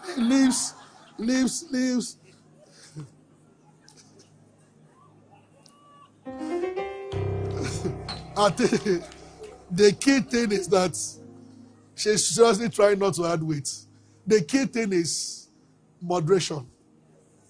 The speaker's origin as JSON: {"language": "English", "town": "Abeokuta", "region": "Ogun State", "country": "Nigeria", "tie": "born or raised there", "said": "We grew up together in Abeokuta"}